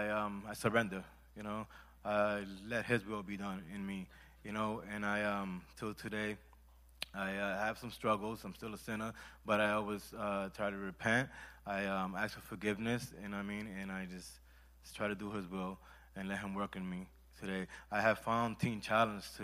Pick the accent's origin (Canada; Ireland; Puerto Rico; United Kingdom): Puerto Rico; I'm from Puerto Rico